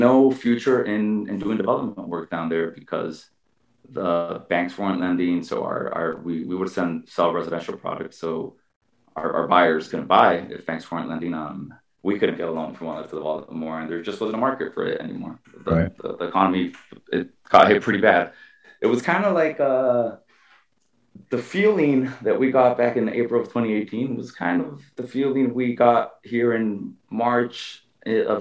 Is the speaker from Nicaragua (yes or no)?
yes; Nicaragua; moved away as an adult; now in United States; I grew up in Nicaragua most of my life, at least high school and middle school and all